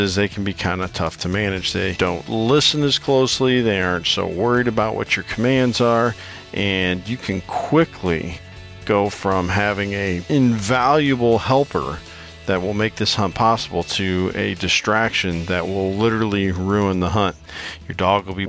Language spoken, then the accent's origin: English; Iowa, United States; my home state of Iowa